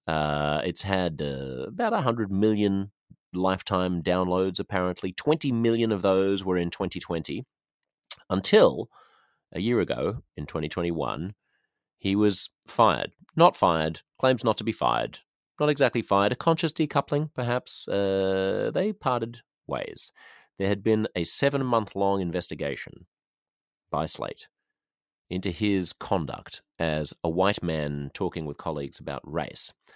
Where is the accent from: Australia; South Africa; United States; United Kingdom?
Australia; Sydney, New South Wales; I'm from Sydney, which is the largest city in the most populous state